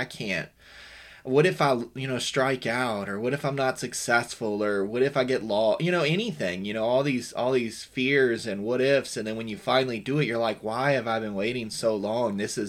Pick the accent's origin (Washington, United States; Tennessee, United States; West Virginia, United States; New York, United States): West Virginia, United States; I'm old school. I'm from Western Virginia. I didn't even get my first cell phone until I was like 25. I'm 32 now.